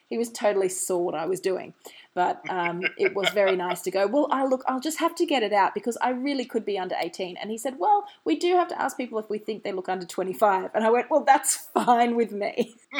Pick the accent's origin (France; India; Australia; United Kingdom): Australia; I'm an Australian